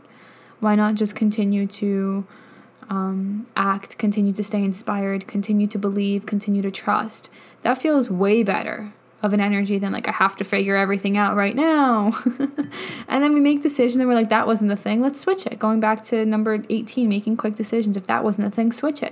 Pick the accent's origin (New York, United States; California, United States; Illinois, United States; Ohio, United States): New York, United States; moved away as an adult; also born or lived in Colorado; I lived in New York my whole life